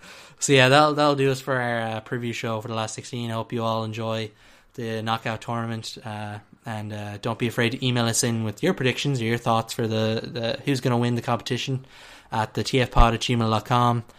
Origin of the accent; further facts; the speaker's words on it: Ireland; as we're Irish